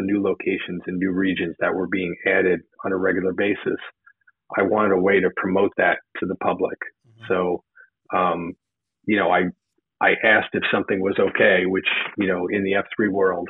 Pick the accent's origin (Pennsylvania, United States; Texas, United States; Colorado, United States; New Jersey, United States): New Jersey, United States; Well, I was looking, since I was from New Jersey and I was, you know, totally on fire for this program.